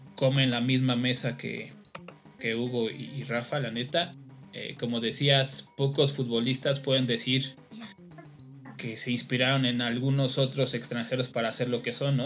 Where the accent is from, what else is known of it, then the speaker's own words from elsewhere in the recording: Mexico; como mexicanos y yo me incluyo